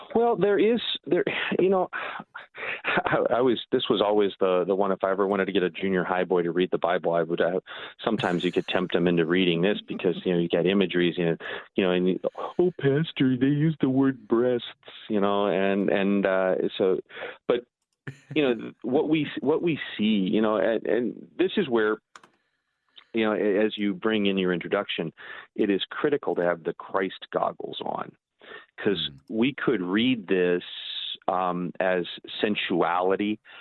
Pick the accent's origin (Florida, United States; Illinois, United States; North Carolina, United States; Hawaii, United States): Illinois, United States; Edwardsville; now in Milwaukee, United States; answer to that for me is Metro East Lutheran in Edwardsville